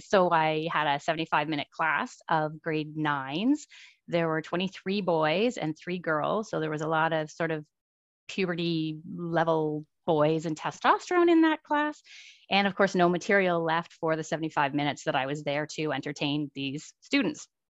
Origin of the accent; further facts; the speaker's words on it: about an hour outside of Ottawa, Ontario, Canada; moved away as an adult; also born or lived in Kitimat, British Columbia; now in Surrey, Canada; I grew up in Ontario, about an hour outside of Ottawa